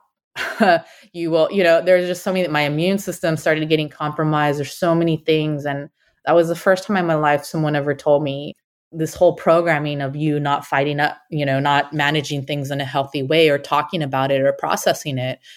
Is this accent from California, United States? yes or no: yes; San Francisco Bay Area, California, United States; born or raised there